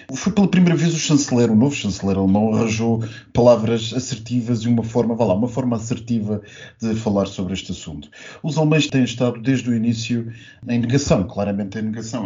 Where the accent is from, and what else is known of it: Portugal